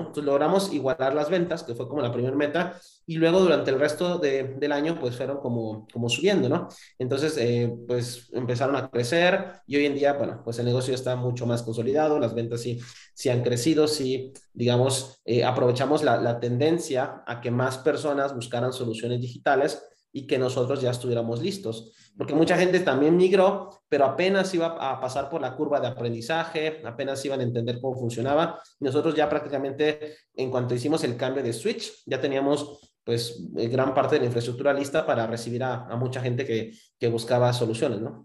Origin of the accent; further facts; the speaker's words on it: Cancún, Quintana Roo, Mexico; moved away as an adult; also born or lived in Mexico City; yo soy de Cancún, Quintana Roo